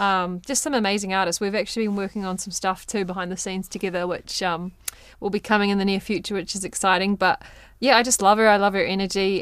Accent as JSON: {"language": "English", "town": "Waimate", "region": "Canterbury", "country": "New Zealand", "tie": "born or raised there", "moved": "yes", "said": "my hometown of Waimate"}